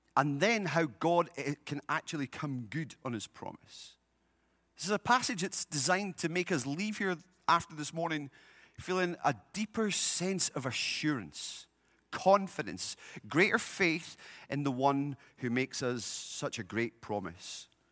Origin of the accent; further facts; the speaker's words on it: United Kingdom; now in United States; In my home country, uh, we have a king